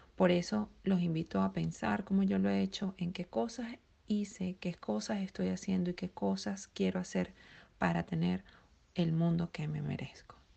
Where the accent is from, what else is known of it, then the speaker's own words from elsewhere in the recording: Venezuela; now in United States; venezolana emigrante en Estados Unidos